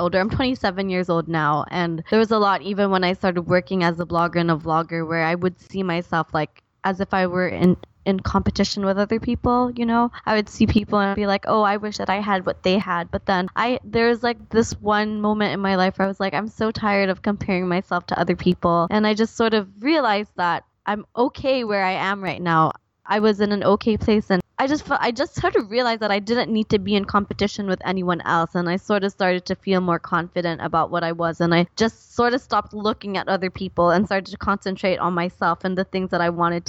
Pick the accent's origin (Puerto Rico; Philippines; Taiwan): Philippines; I grew up in the Philippines